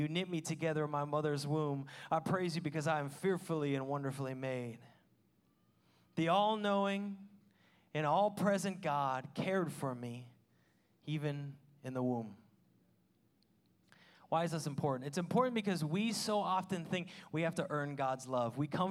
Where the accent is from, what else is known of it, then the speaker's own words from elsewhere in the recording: Washington, United States; I mean, I'm from Washington. I rarely ever saw stars till I moved here.